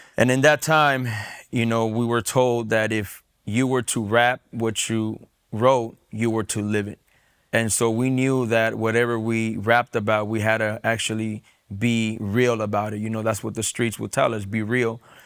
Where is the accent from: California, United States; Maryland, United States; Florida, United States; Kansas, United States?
California, United States; San Diego; I was born and raised in San Diego, California